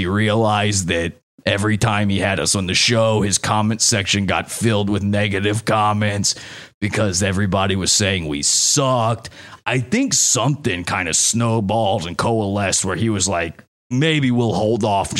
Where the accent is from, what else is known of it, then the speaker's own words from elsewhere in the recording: New York City, New York, United States; when I go back to New York, my hometown of New York City